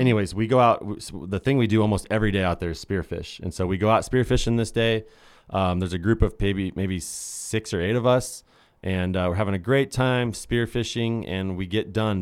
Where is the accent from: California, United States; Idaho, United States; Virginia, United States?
Idaho, United States; We're from Idaho. There's only lakes here.